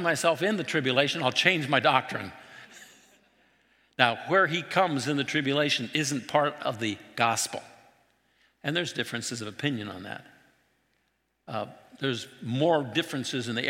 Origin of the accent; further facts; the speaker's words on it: Trout Lake, Washington, United States; where I grew up in Trout Lake wasn't that far from Antelope